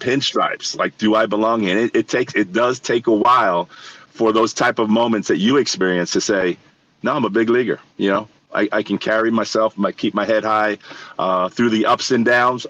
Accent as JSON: {"language": "English", "town": "New York City", "region": "New York", "country": "United States", "tie": "born or raised there", "said": "I grew up in New York City"}